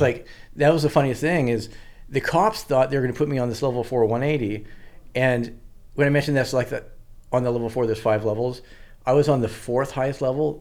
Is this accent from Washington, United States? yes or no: yes; Washington, United States; also born or lived in Santa Barbara; I'm from Washington